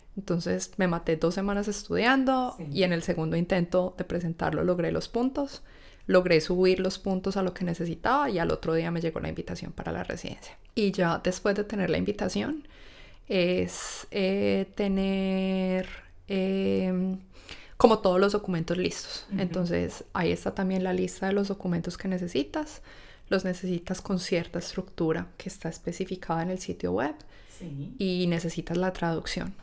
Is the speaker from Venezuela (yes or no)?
no; Colombia; moved away as an adult; now in Australia; un estatus profesional que traemos de Colombia